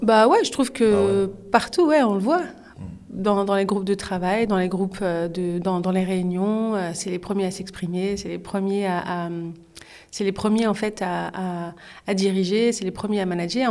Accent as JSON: {"language": "French", "town": "Orly", "region": "Île-de-France", "country": "France", "said": "je viens d'Orly, hmm. dans le 94"}